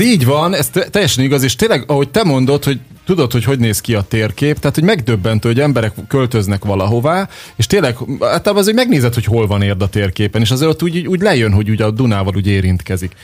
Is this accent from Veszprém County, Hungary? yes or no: no; Érd, Pest, Hungary; érdi vagyok, tősgyökeres érdi